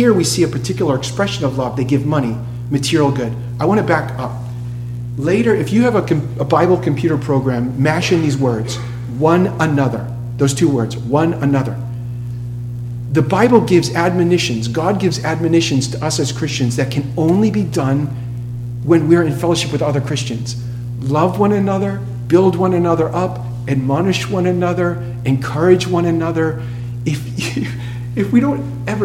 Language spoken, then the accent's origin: English; Boston, Massachusetts, United States; moved away as an adult; now in Tallahassee, United States; I'm from Boston